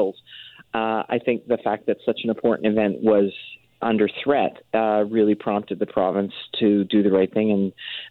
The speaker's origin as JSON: {"language": "English", "country": "Ireland", "moved": "yes", "lives_now": "Vancouver, Canada", "said": "Being Irish"}